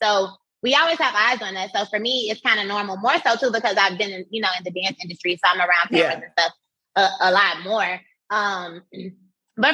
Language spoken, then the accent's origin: English; Miami, Florida, United States; moved away as an adult; now in Atlanta, United States; I had just moved to Atlanta because I'm from Miami